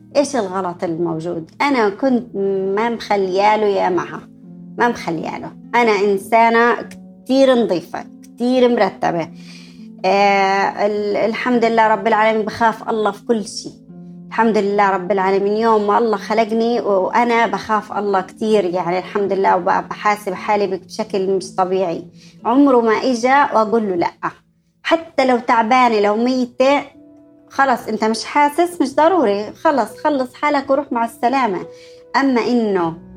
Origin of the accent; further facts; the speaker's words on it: Jordan; moved away as an adult; also born or lived in Palestine; now in United Arab Emirates; نزحوا أهلي في 67 طلعنا من فلسطين آه، على الأردن وانا بتذكر كانه الان يعني كيف قعدنا في المخيمات الفلسطينيه